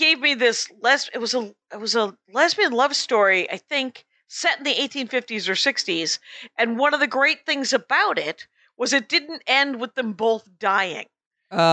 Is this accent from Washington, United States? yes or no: no; Wisconsin, United States; I'm from Wisconsin